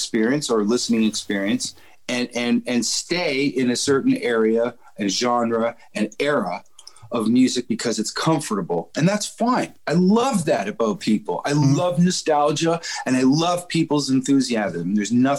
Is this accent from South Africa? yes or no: no; Canada; a young Canadian man